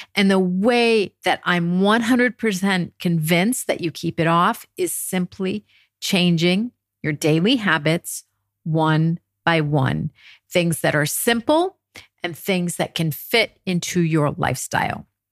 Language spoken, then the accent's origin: English; United States; moved away as an adult; now in France; my experience as an American coming to France over 30 years ago